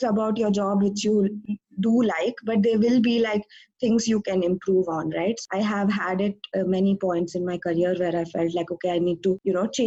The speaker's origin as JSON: {"language": "English", "town": "Bangalore", "region": "Karnataka", "country": "India", "also_born_or_lived": "Ithaca, New York", "moved": "as an adult", "lives_now": "San Jose, United States", "said": "I'm originally from Bangalore, India, but I'm working now in the Bay Area, in San Jose"}